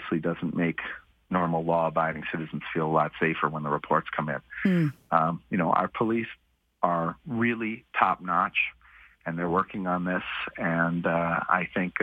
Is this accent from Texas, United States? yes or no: no; New York City, New York, United States; now in Calgary, Canada; I grew up in New York City in the 1980s